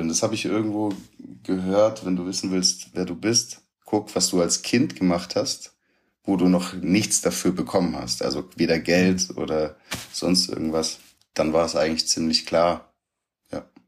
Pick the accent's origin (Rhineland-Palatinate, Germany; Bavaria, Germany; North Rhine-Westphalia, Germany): Rhineland-Palatinate, Germany; Hunsrück; Meine Mutter war arbeiten, alleinerziehend. Mein Vater hat hier in Stuttgart gelebt. Ich im Hunsrück mit meiner Mutter und meinen Geschwistern